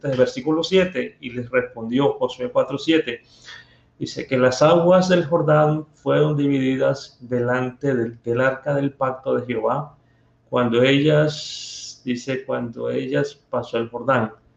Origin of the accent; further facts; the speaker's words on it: Barranquilla, Atlántico, Colombia; accent: costeño; Me llevó a parte de mi tierra. Allá en Barranquilla